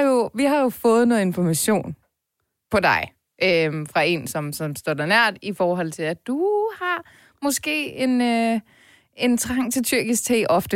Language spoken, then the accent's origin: Danish; Ballerup, Capital Region of Denmark, Denmark; jeg voksede op i Ballup